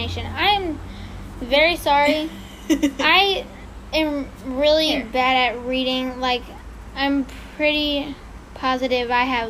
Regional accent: East Malaysia, Malaysia; English is a second language; backstory, I'm from Malaysia, and the story happened in one of the international airports there. Oh, no. I came from the East Malaysia, and... Jeez, I don't know how to English.

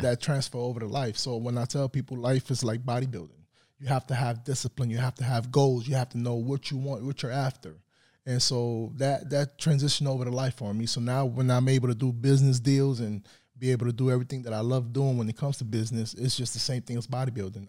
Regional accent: New York City, New York, United States; moved away as an adult; now in Tulsa, United States; I'm from the Bronx, New York

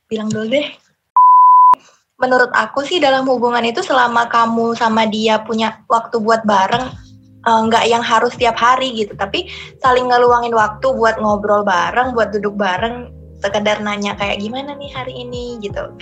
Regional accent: Lampung, Indonesia; now in Yogyakarta, Indonesia; Aku asalnya dari uh, Sumatera, tepatnya di Lampung.

